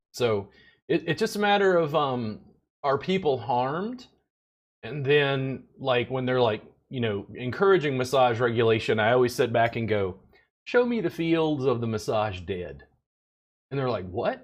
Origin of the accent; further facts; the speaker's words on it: Louisiana, United States; now in Texas, United States; I'm from Louisiana. I live in Texas